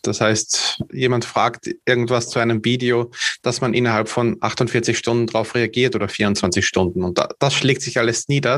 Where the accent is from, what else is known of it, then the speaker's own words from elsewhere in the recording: Vienna, Austria; Also ich komme aus Österreich, direkt aus der Hauptstadt.